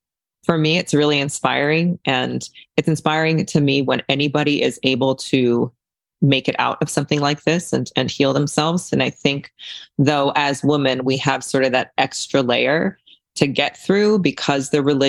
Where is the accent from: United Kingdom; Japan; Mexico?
Japan; also born or lived in China; now in California, United States; So I was born in China and then I was raised in Japan because the cult I was in was international.